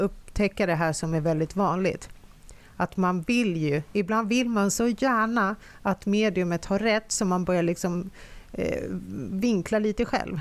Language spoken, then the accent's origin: Swedish; Finland; now in Sweden; Jag är ju uppvuxen, eh, eftersom jag kommer från Finland